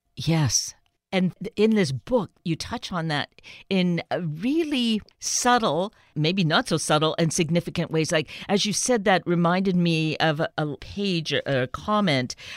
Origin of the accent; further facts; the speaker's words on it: Canada; Growing up Canadian